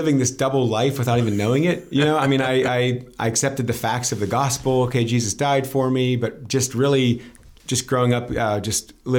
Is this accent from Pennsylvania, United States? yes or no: yes; Pittsburgh, Pennsylvania, United States; now in Lancaster County, Pennsylvania, United States; I grew up in Pittsburgh, Pennsylvania.